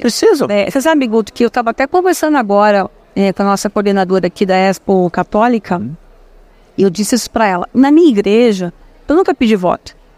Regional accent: São Paulo, Brazil; moved away as an adult; also born or lived in Itapetininga; eu nasci, eu sou nascida em São Paulo, sou paulistana. Eu vou para Itapetininga aos meus 18 anos

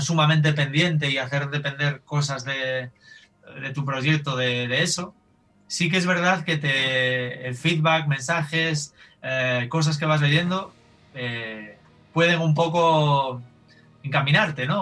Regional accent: Galicia, Spain; Yo soy gallego, eh, yo vivo en Galicia

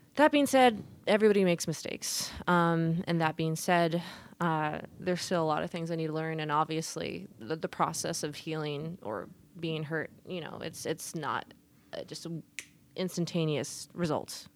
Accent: Portland, Oregon, United States; also born or lived in Vancouver Island, British Columbia, Canada; I was born and raised in Portland.

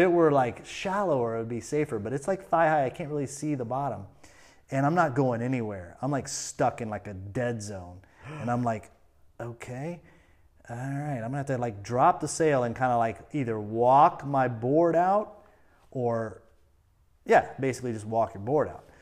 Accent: Florida, United States; I, I grew up on the St. Johns River, like about an hour from the coast.

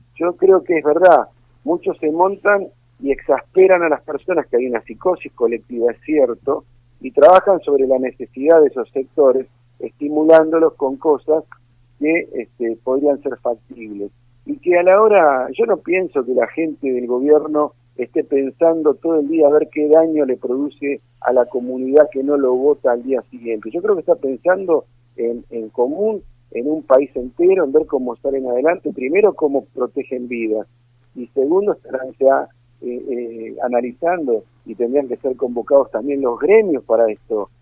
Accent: Argentina

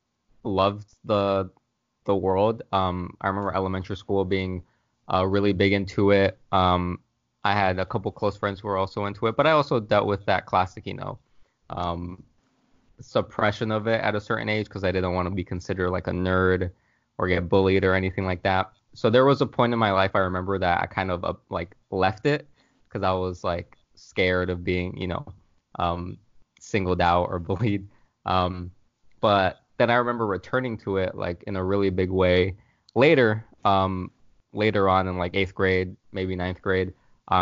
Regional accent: Florida, United States; I'm from Florida

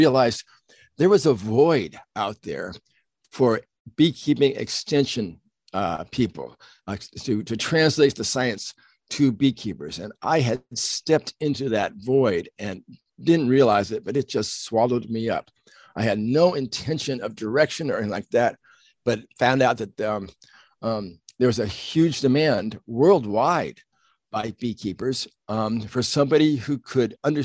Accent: Southern California, United States; I grew up in Southern California, very much involved in nature

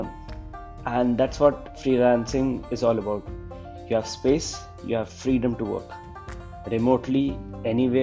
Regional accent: Chandigarh, India; I am from Chandigarh.

